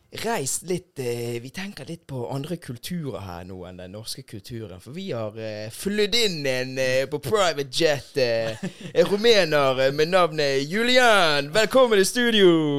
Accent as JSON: {"language": "Norwegian", "town": "Bergen", "region": "Vestland", "country": "Norway", "tie": "born or raised there", "also_born_or_lived": "Lisbon, Portugal", "said": "jeg har vokst opp her i Bergen og er jo fra Norge"}